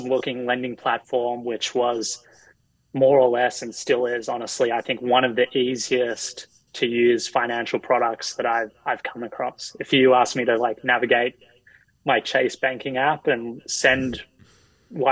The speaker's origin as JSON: {"language": "English", "country": "Australia", "moved": "yes", "lives_now": "United States", "said": "as an Australian who's, you know, living in the US"}